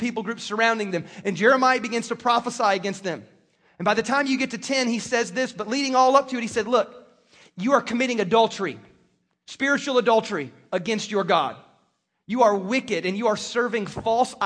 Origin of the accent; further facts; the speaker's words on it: South Carolina, United States; moved away; I grew up in South Carolina, and my grandfather was a farmer and cattle rancher, and so I grew up around this stuff